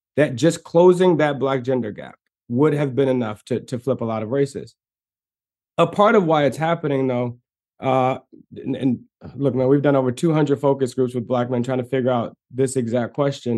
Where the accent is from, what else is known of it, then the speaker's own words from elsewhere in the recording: Maryland, United States; I'm from Maryland